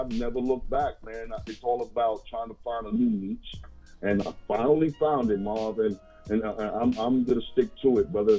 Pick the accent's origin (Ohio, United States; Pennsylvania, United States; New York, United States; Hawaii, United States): New York, United States; New York City; I'm actually a Harlem native. 212